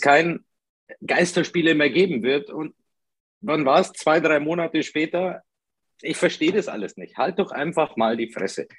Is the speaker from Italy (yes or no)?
yes; Italy; now in Ingolstadt, Germany; als typischer Italiener